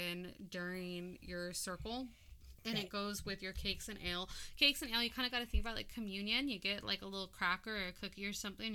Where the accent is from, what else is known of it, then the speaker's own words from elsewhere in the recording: Hawaii, United States; I'm also Hawaiian